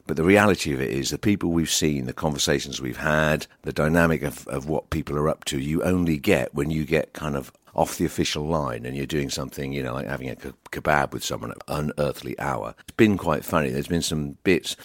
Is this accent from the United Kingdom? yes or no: yes; United Kingdom; as a Brit